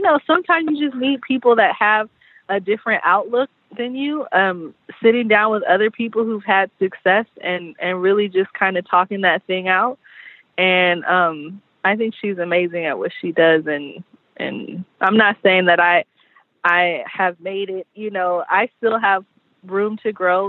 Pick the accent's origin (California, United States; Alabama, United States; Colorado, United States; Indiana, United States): California, United States; San Diego; growing up in San Diego